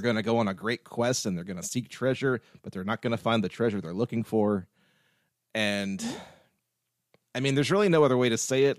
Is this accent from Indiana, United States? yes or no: no; Wilkesboro, North Carolina, United States; my hometown, Wilkesboro